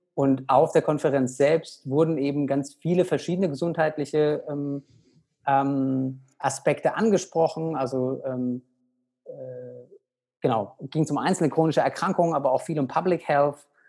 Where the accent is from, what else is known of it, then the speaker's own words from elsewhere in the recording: Aschaffenburg, Bavaria, Germany; ich bin aktuell zu Hause in Aschaffenburg, in meiner alten Heimat, in der Nähe von Frankfurt.